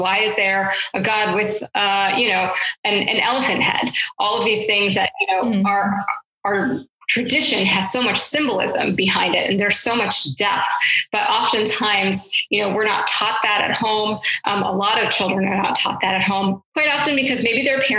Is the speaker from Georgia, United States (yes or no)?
yes; Atlanta, Georgia, United States; I grew up in Atlanta, down south. And so I think, you know, for a long time, I was the only Hindu, only Indian in a lot of my classes.